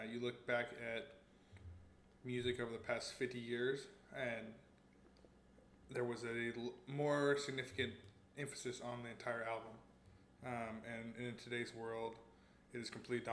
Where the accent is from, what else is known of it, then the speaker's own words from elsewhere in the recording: Fort Worth, Texas, United States; I grew up in and around Fort Worth, Texas